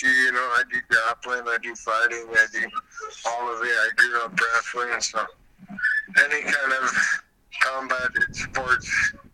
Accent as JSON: {"language": "English", "town": "Albuquerque", "region": "New Mexico", "country": "United States", "said": "I'm from Albuquerque."}